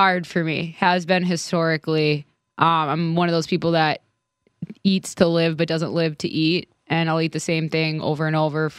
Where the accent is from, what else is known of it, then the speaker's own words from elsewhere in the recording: Midwest, United States; I'm from the Midwest.